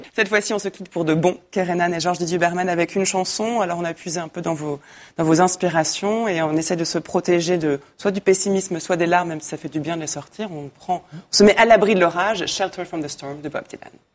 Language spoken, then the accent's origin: French; Poland; French is a second language; now in Brussels, Belgium; j'habite à Bruxelles, je viens de Pologne